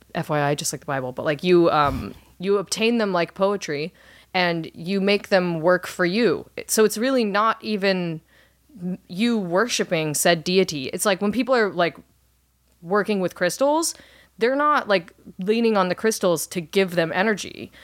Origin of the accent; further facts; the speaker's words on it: Orange County, California, United States; my hometown of Orange County, California